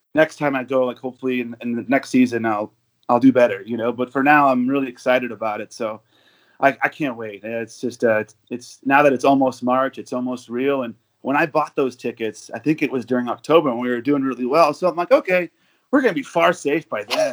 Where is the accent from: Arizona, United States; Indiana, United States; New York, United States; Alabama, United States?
Arizona, United States; moved away as an adult; now in Denver, United States; I'm from Arizona. I moved to Denver about two years ago